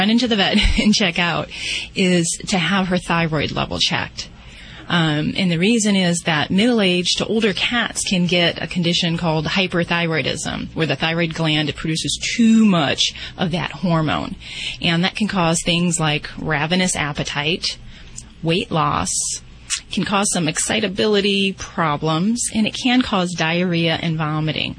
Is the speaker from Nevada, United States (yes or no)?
yes; Las Vegas, Nevada, United States; I'm from Vegas